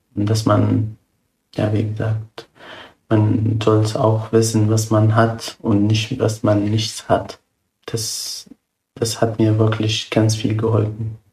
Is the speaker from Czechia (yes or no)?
no; Syria; German is a second language; now in Germany; ich bin zwar ja ausgewandert aus Syrien.